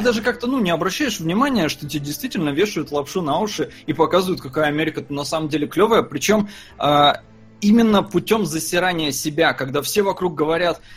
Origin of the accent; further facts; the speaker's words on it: Estonia; я родился там в Советском Союзе, в Эстонии. Я не жил никогда в России.